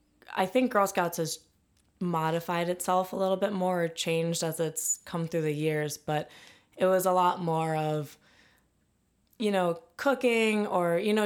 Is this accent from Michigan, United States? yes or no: yes; Ann Arbor, Michigan, United States; So I'm from Ann Arbor, Michigan.